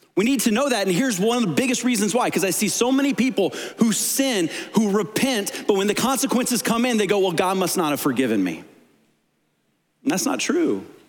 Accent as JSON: {"language": "English", "region": "Tennessee", "country": "United States", "tie": "born or raised there", "said": "I was born in Tennessee"}